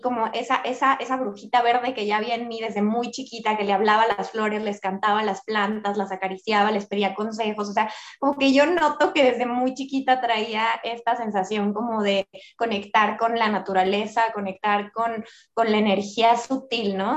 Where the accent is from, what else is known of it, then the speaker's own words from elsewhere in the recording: Mexico; soy una mujer mexicana